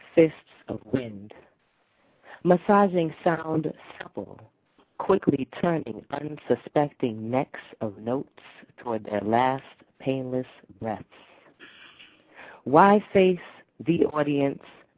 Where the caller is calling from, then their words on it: New York City, New York, United States; I'm calling from New